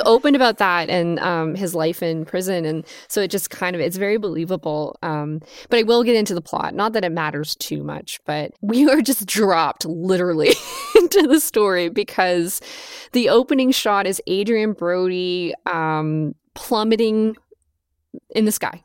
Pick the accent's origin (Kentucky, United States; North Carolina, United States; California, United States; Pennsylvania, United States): California, United States; Southern; growing up in Southern California